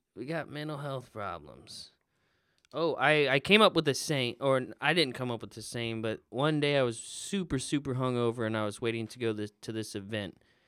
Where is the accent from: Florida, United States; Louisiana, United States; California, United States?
Florida, United States; moved away as an adult; now in Indiana, United States; I am from Florida